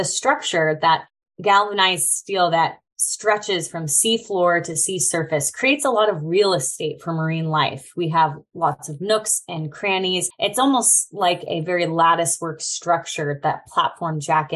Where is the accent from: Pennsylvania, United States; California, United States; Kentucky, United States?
California, United States; I grew up in California and studied marine science at UC Berkeley.